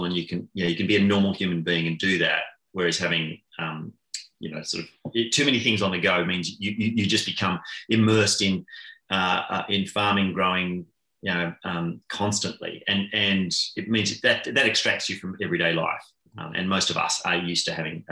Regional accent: Canberra, Australian Capital Territory, Australia; now in Tasmania, Australia; I grew up in Canberra

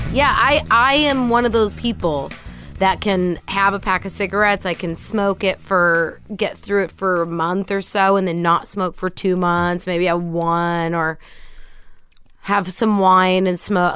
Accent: Kent, Washington, United States; moved away as an adult; also born or lived in Los Angeles; raised Kent, Washington, suburb of Seattle

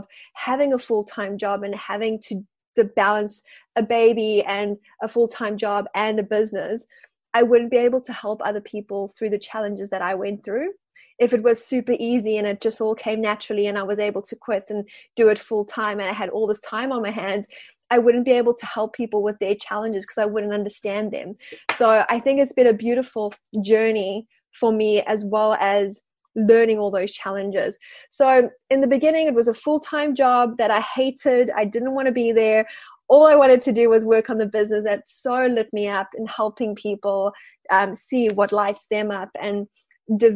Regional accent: South Africa; moved away as an adult; now in Wellington, New Zealand; I am South African living in Wellington and I've been living here for about 5 years now.

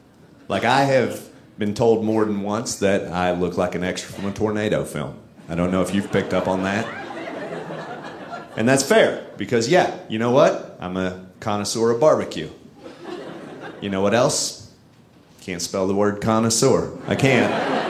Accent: Texas, United States; I'm from Texas

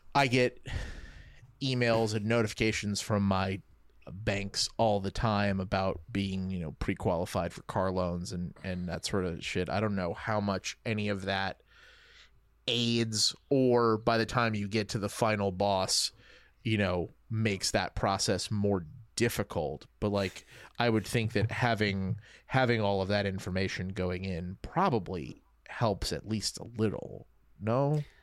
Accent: Louisiana, United States; moved away; I grew up in Louisiana

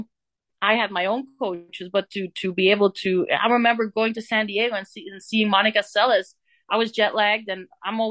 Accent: Bree, Flanders, Belgium; English is a second language; moved away; from my hometown in Brie

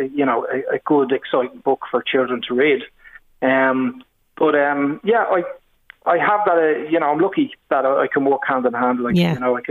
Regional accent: Dublin, Leinster, Ireland; moved away as an adult; now in Wicklow, Ireland; I'm originally from Dublin.

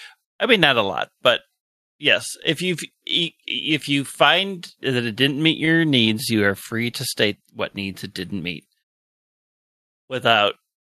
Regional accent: United States; accent: Southern; I'm falling into my own very childhood forming Southern accent, even though I never lived in the South.

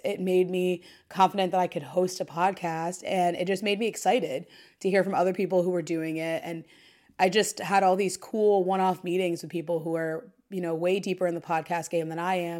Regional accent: Dayton, Ohio, United States; moved away as an adult; now in New York City, United States; I'm also from Dayton, Ohio

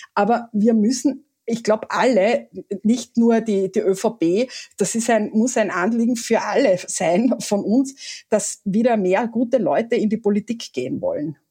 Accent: Carinthia, Austria; ich bin Kärntnerin

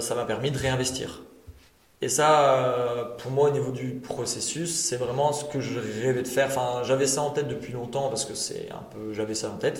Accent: Tournai, Wallonia, Belgium; je suis pur tournésien

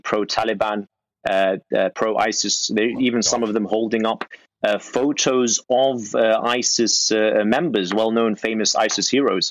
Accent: United Kingdom; we as British people

